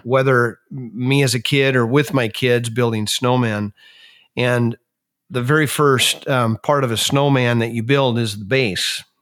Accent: Minnesota, United States; moved away as an adult; I grew up in Minnesota and spent the first forty-three years of my life there

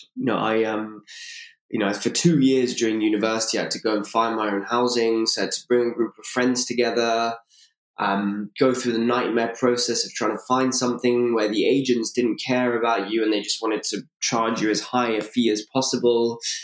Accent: London, United Kingdom; born and raised in London.

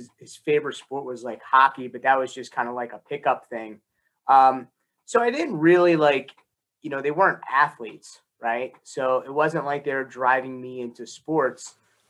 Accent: Newark, New Jersey, United States; born there; Yeah, so I was born in Newark, and both my parents grew up in Newark, went to Barringer High School.

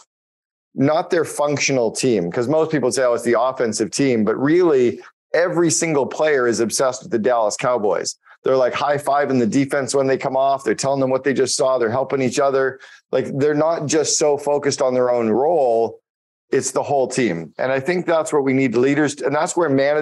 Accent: Canada; I'm Canadian

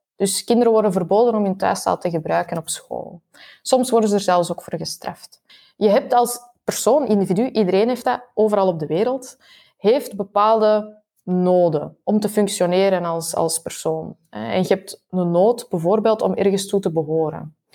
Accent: Flanders, Belgium; ik ben half Belg, half Chileens

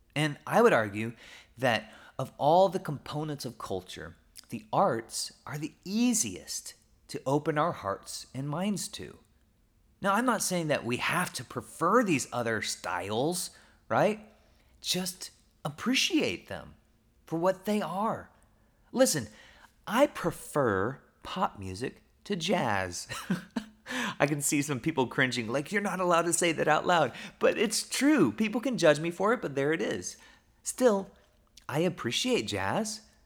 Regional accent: Oklahoma, United States; I grew up in Oklahoma

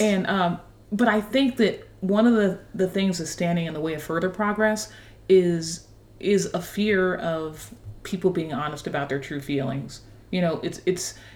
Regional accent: Dayton, Ohio, United States; moved away as an adult; also born or lived in Washington, D.C.; now in Nashville, United States; I grew up in Dayton, Ohio

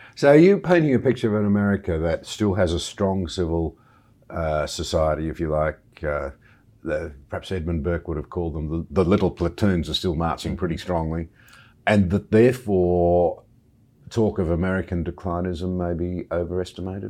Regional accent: Australia; As an Australian

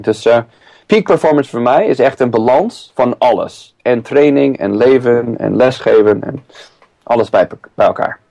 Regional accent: San Diego, California, United States; now in Driebergen, Netherlands; Ik kom eh, oorspronkelijk uit eh, San Diego, Californië

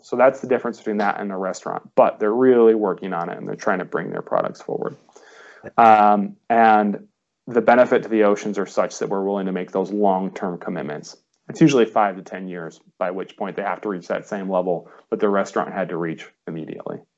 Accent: Ohio, United States; now in Monterey, United States; I'm from Ohio originally

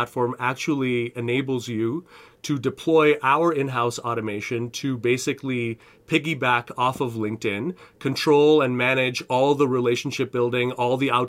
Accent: Canada; moved away as an adult; now in United States; I'm a Canadian

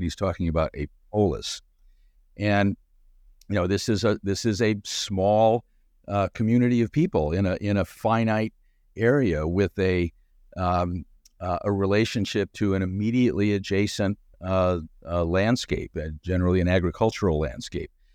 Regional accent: Southern California, United States; moved away as an adult; also born or lived in Chicago; I'm from Chicago originally, but moved to the West Coast when I was six years old, and, and so grew up in Southern California

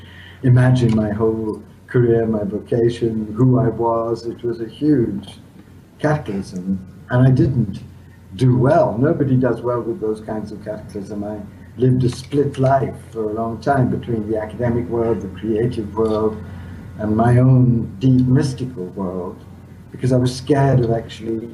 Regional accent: India; moved away; To be born in India and spend my whole childhood in India

